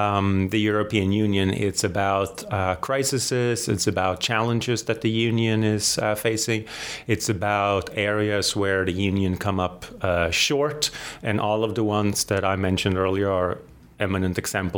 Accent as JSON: {"language": "English", "country": "Sweden", "tie": "born or raised there", "also_born_or_lived": "United Kingdom", "moved": "as an adult", "lives_now": "United States", "said": "I'm originally from Sweden. I was born and raised there, and I did all of my schooling and formal education in Sweden and in the UK. So I lived there for the first 30 years of my life."}